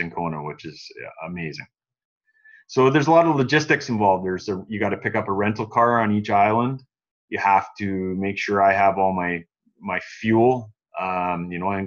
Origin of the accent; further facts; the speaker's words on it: Canada; as a Canadian, I would much rather be going in December